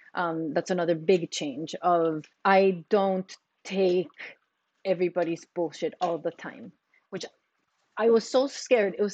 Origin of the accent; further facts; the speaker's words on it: Costa Rica; now in United States; I'm from Costa Rica